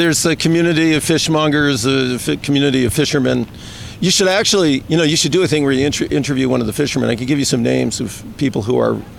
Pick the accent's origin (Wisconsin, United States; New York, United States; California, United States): New York, United States; moved away; I grew up in New York